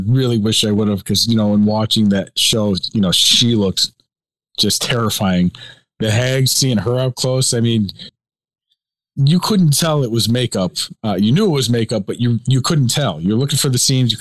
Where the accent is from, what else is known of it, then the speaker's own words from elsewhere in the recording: Chicago, Illinois, United States; we're both from Chicago